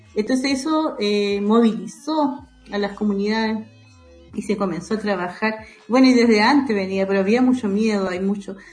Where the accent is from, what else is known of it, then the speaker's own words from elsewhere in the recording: Panguipulli, Los Ríos, Chile; moved away; soy oriunda de, la comunidad Panguilelfun, eso queda en Panguipulli, en la provincia de Valdivia